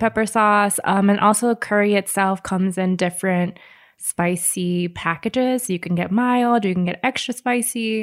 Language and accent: English; Hawaii, United States; moved away; I've always grown up with Japanese curry. I'm originally from Hawaii